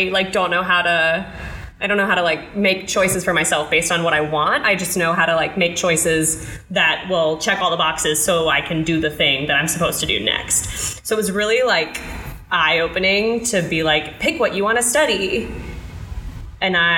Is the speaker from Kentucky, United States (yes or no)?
yes; Union, Kentucky, United States; moved away; I grew up in Kentucky. I grew up in a little town called Union, Kentucky that is just super north, really close to Cincinnati, Ohio